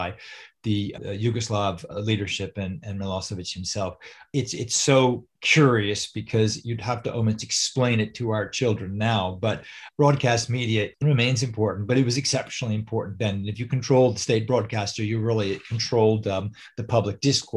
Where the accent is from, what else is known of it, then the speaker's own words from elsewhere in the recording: New York, United States; moved away; I'm from New York